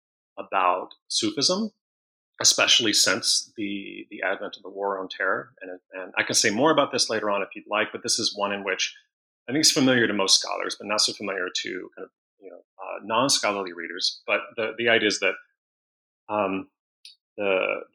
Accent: Mississippi, United States; moved away as an adult; also born or lived in Portland, Oregon; I'm originally from Mississippi

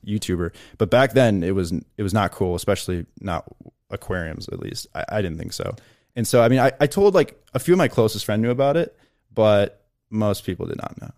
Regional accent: Chicago, Illinois, United States; moved away as an adult; also born or lived in Appleton, Wisconsin; where I grew up in Chicago

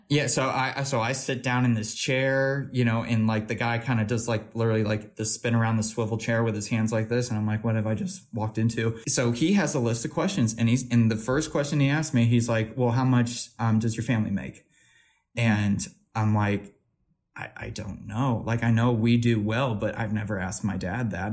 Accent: Missouri, United States

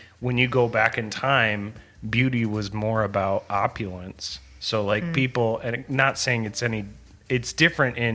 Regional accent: Midwest, United States; growing up in the Midwest

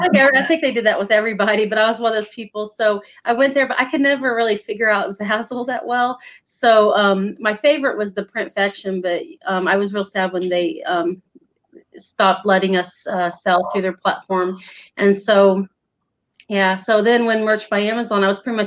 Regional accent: Northern Indiana, United States; moved away as an adult; now in Virginia, United States; I'm in Virginia now, but I was from Northern Indiana. I lived there at the time.

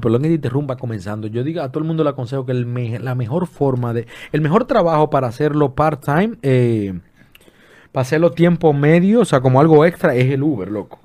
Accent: Dominican Republic; aquí en este país, en mi país, que amo y adoro

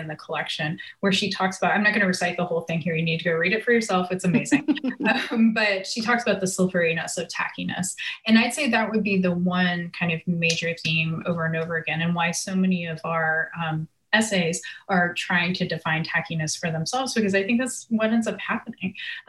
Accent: Nashville, Tennessee, United States; Because I'm originally from Nashville, I'd have to say like the kind of evolution of Nashville in the past few years has definitely been a little baffling to me.

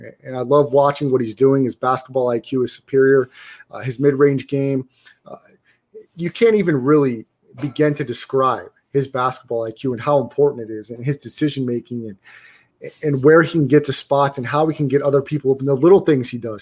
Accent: Orlando, Florida, United States; I'm from Orlando

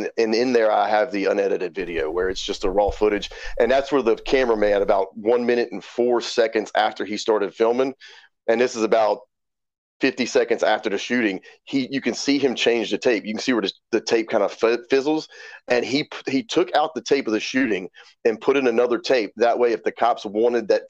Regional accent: Baton Rouge, Louisiana, United States; also born or lived in Irving, Texas / Pennsylvania; I'm from Baton Rouge. Born in Baton Rouge, and I live here right now

